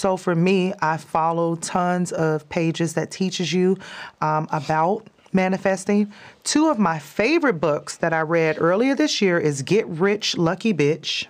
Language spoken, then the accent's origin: English; Chicago, Illinois, United States; moved away; also born or lived in California / Texas / Las Vegas; That's where I grew up in Chicago